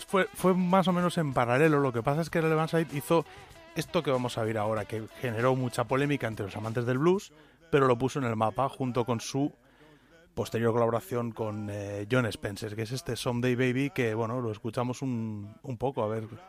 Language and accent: Spanish; Spain; somos españoles